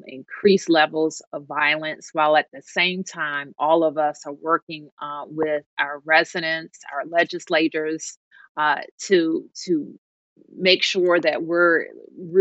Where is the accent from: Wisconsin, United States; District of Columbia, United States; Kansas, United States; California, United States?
District of Columbia, United States; Washington; the mayor of my hometown